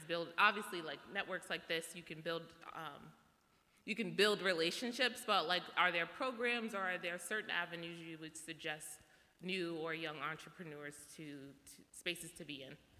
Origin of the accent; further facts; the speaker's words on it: New York City, New York, United States; now in New Jersey, United States; I'm from Brooklyn, but I live in Jersey now